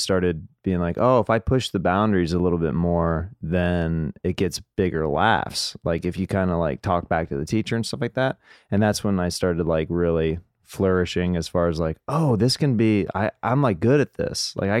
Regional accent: Kansas, United States; Kansas. So yeah.

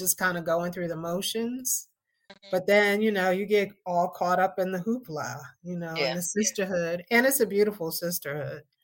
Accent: Hempstead, New York, United States; moved away; I was definitely a New Yorker. I was 18, 19 years old. And I was from Hempstead, New York. I was from Long Island

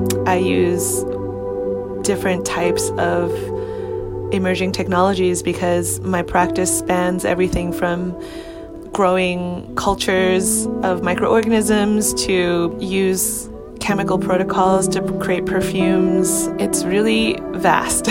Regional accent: New York City, New York, United States; I grew up in New York in Chinatown

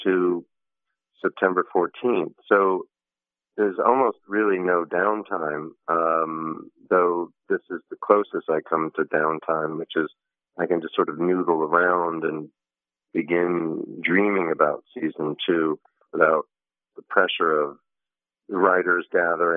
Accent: New York, United States; moved away as an adult; now in Los Angeles, United States; I was born in New York. I'm 51, sort of after more or less 51 years in and around New York

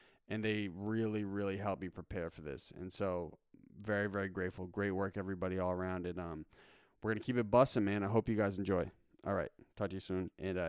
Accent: Cambridge and Lincoln, Massachusetts, United States; I grew up splitting between Cambridge and Lincoln.

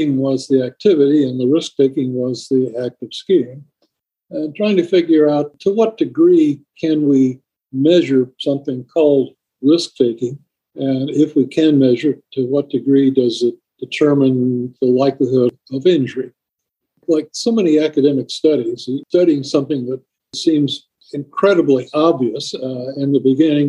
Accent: Montgomery, Alabama, United States; also born or lived in Tennessee / Georgia / Syracuse, New York; now in upstate New York, United States; I was born in Montgomery, Alabama, went to high school in Tennessee, attended Georgia Tech as an undergrad

